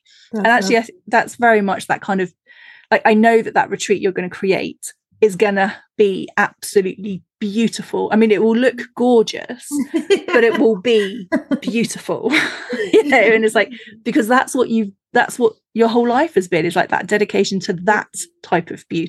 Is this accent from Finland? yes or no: no; Looe, South West England, United Kingdom; See, when I grew up in Loo on the south coast, it's like my first, like the lady that lived four steps down, she was a witch